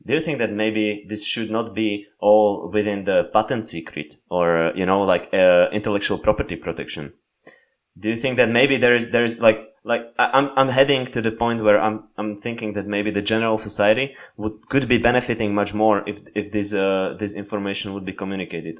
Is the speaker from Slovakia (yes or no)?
yes; Slovakia; English is a second language; growing up in Slovakia